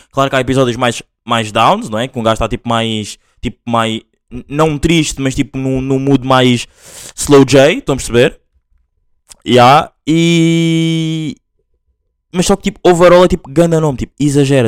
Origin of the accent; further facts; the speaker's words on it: Angola; moved away; eu sou mesmo full angolano, tipo, nasci lá